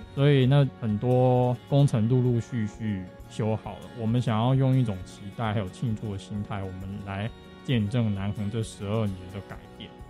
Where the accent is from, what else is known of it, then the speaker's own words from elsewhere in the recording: Taipei, Taiwan; moved away as an adult; now in Taitung, Taiwan; 我是台北人